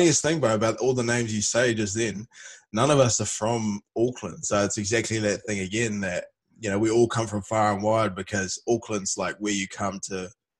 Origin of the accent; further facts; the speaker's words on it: Malaysia; also born or lived in New Zealand; So I grew up in Malaysia from, like, the age of six to... We were back and forth between Asia and New Zealand until I was about 11, 12, something like that.